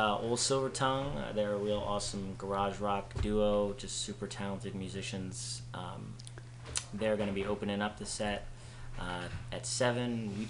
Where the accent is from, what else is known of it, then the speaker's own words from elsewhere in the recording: New Jersey, United States; But, you know, I'm from New Jersey.